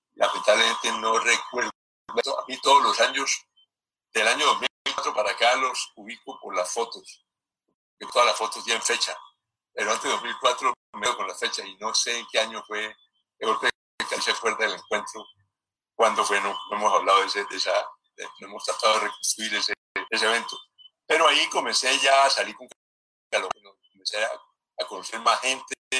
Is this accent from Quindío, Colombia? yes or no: no; Cali, Valle del Cauca, Colombia; yo soy caleño, eh, hijo de caleños, de Cali